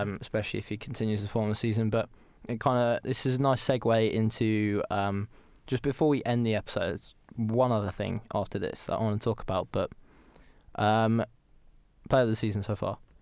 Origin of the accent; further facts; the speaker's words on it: United Kingdom; we are British